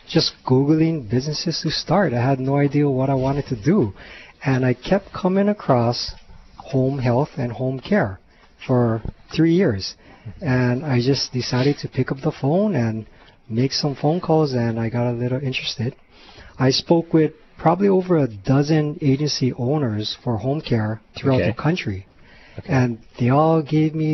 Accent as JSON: {"language": "English", "town": "Honolulu", "region": "Hawaii", "country": "United States", "tie": "born or raised there", "also_born_or_lived": "Kapahulu", "said": "I was born and raised in Hawaii, lived here my entire life"}